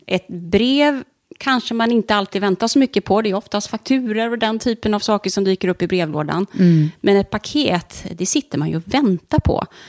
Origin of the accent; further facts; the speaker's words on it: Stenungsund, Västra Götaland, Sweden; also born or lived in Ängelholm; Stenungsund är jag uppvuxen. Mm. Föddes i Ängelholm. Men jag är uppvuxen i Stenungsund